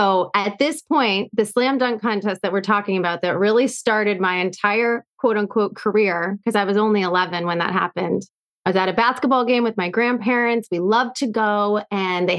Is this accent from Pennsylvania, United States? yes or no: yes; Erie, Pennsylvania, United States; now in Boston, United States; This was in Erie, Pennsylvania, where I grew up.